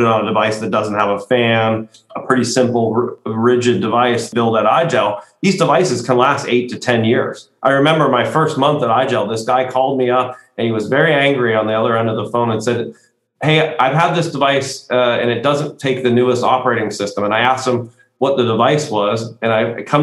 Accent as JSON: {"language": "English", "country": "United States", "said": "as an American"}